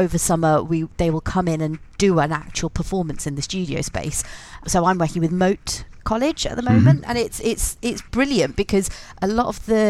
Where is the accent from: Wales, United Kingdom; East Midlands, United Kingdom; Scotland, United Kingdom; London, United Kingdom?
East Midlands, United Kingdom; Leicester; moved away as an adult; I live in Leicester again. I'm from Leicester originally, but I'm back here now.